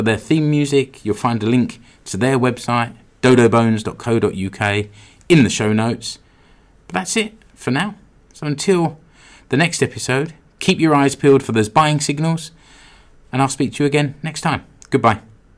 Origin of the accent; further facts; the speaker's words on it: United Kingdom; now in Seinäjoki, Finland; I'm British